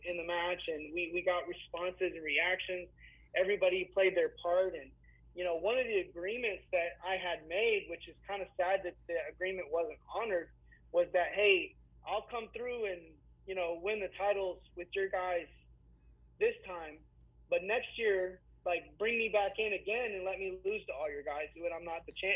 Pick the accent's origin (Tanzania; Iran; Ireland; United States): United States; Fort Worth, Texas; I was from Fort Worth